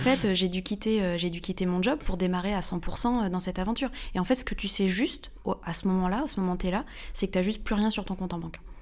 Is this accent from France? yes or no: yes; Normandy, France; also born or lived in Paris, France; now in Hossegor, France; je viens de Normandie à la base